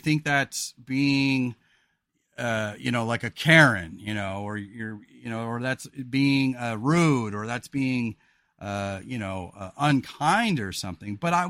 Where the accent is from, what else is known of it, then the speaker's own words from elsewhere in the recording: California, United States; Rebecca and I live a pretty simple and quiet life here in Oregon because we're from the Central Coast of California.